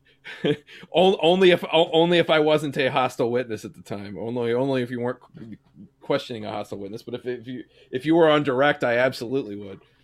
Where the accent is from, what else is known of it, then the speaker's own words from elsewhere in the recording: Kansas City, Missouri, United States; I grew up personally in Platte County, Missouri.